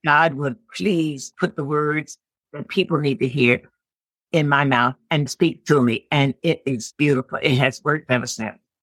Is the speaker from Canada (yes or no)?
no; Philadelphia, Pennsylvania, United States; moved away as an adult; now in Olean, United States; I'm from Philadelphia originally.